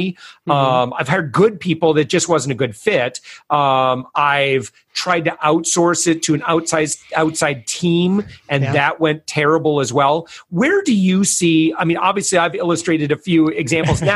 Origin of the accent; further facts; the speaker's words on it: West Michigan, United States; We're from West Michigan